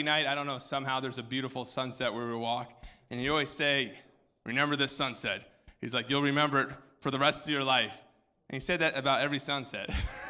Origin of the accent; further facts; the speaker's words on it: Greenwich, Connecticut, United States; also born or lived in New Hampshire; I grew up in Greenwich, Connecticut, and then New Hampshire.